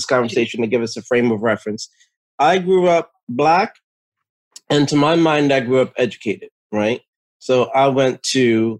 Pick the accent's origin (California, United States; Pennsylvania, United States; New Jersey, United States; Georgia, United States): New Jersey, United States; I grew up in Jersey, so I know what a ShopRite is